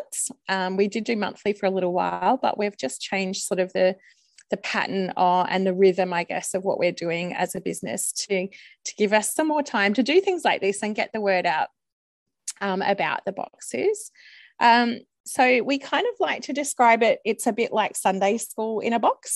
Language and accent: English; Melbourne, Victoria, Australia; I am from Melbourne in Australia.